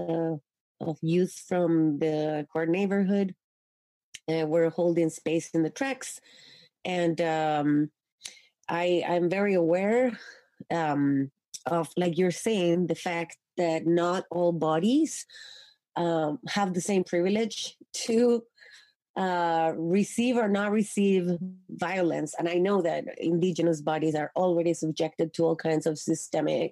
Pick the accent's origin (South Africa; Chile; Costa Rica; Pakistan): Chile; now in Canada; growing up in Chile